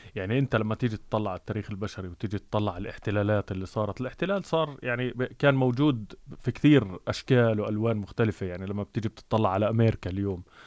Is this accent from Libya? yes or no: no; Jerusalem, Palestine; moved away; انا شخصيا مولود مم. في القدس